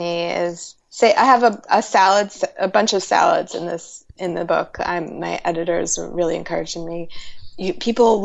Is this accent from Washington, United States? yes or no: no; New York City, New York, United States; moved away; I'm from New York City, and whenever I go back home